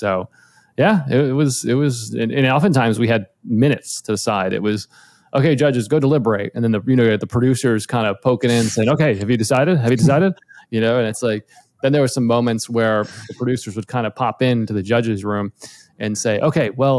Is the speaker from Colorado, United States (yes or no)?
no; outside of Boston, Massachusetts, United States; moved away as an adult; now in Los Angeles, United States; I grew up in outside of Boston originally, and I moved to LA about almost 15 years ago now